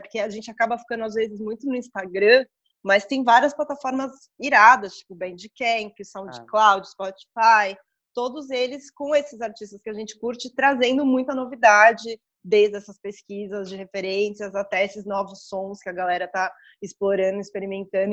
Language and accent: Portuguese; São Paulo, Brazil; a gente é de São Paulo, a gente ama São Paulo